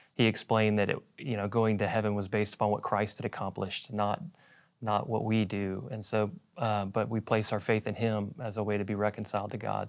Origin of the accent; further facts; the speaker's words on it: Dallas, Texas, United States; I grew up here in Dallas